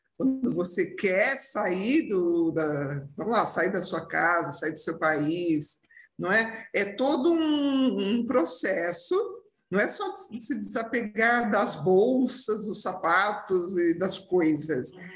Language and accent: Portuguese; Brazil; moved away as an adult; now in Portugal; somos, somos brasileiros